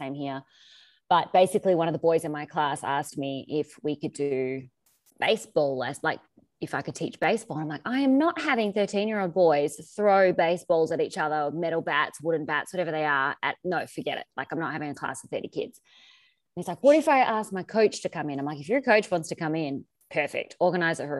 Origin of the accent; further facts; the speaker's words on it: Australia; moved away as an adult; now in Ohio, United States; I am Australian. I moved here 5 years ago.